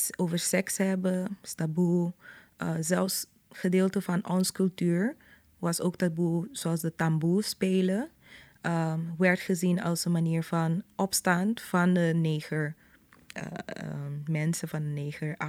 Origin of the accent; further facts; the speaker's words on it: Curaçao; het was dus in buren zoals die waar ik ben opgegroeid, Terracara